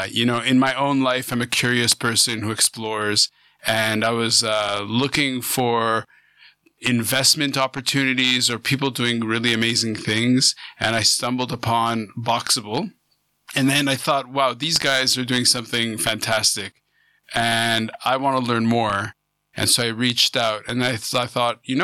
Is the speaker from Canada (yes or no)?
yes; Canada; also born or lived in Vancouver; I'm a Canadian